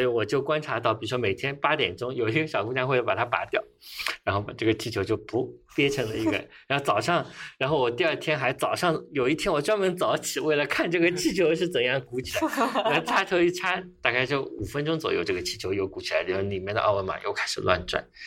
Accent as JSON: {"language": "Chinese", "region": "Shanghai", "country": "China", "tie": "born or raised there", "said": "作为一个，呃，原产的上海人"}